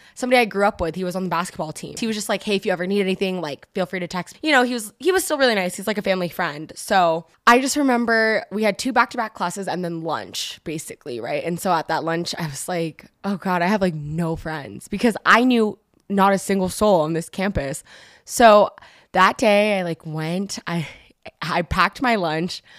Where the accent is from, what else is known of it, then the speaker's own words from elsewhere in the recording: Bay Area, California, United States; moved away as an adult; I'm originally from the Bay Area and I moved down here specifically to go to school